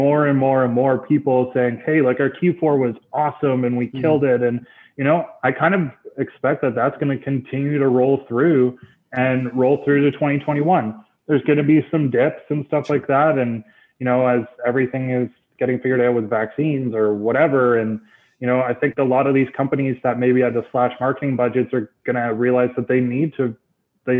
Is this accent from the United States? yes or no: no; about an hour north of Toronto, Ontario, Canada; I moved about an hour north of Toronto. So I moved back to my hometown